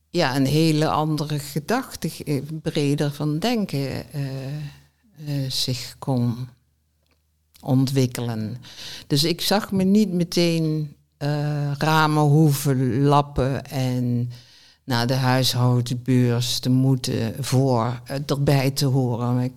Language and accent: Dutch; southern Netherlands, Netherlands; accent: zachte G; die stoorde zich dus niet aan mijn zachte G, dus dat viel wel mee. Nou, het valt nog steeds op.